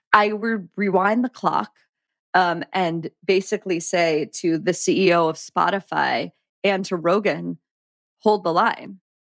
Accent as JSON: {"language": "English", "town": "Pittsburgh", "region": "Pennsylvania", "country": "United States", "said": "I'm from Pittsburgh"}